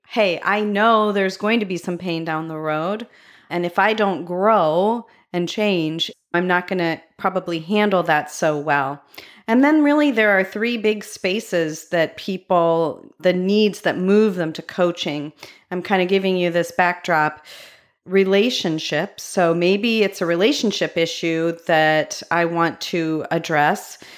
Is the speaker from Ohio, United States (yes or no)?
yes; Medina, Ohio, United States; my hometown, Medina, Ohio